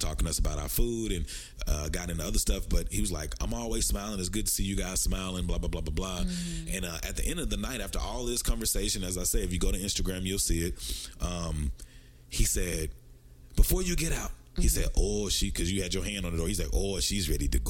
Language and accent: English; Dallas, Texas, United States; also born or lived in Texarkana; I'm from Dallas, Texas, by way of Texarkana.